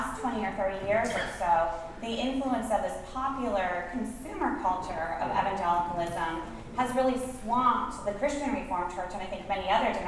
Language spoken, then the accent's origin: English; Northwest Iowa, United States; I grew up in a small town in Iowa with one bookstore